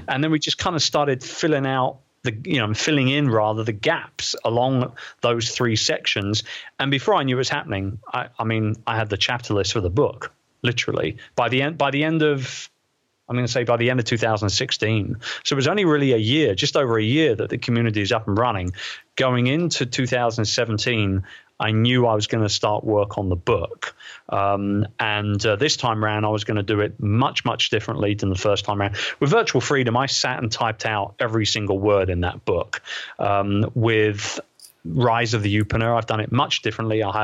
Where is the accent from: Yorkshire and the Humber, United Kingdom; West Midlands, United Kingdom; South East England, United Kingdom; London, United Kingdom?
London, United Kingdom; It's holding an event like that in my hometown, in the Queen Elizabeth II Convention Center, right opposite Westminster Abbey